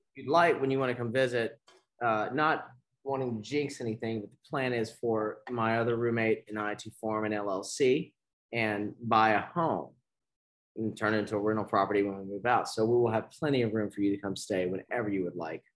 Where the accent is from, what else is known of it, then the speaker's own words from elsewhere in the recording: Beaumont, Texas, United States; growing up in Beaumont